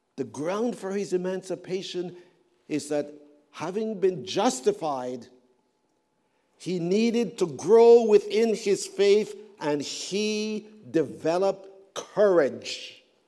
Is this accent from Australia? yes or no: no; Canada; I come from Canada